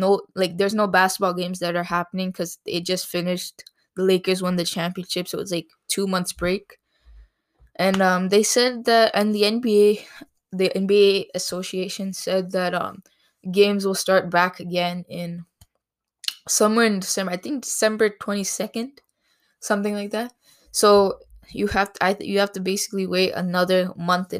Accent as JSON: {"language": "English", "town": "Toronto", "region": "Ontario", "country": "Canada", "said": "I'm from Canada. Specifically Ontario, Canada."}